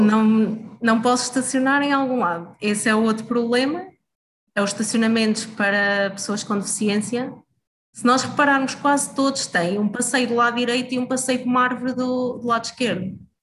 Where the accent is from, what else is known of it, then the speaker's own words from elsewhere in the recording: Oliveira do Hospital, Centro, Portugal; also born or lived in Coimbra; nasci e cresci em Oliveira do Hospital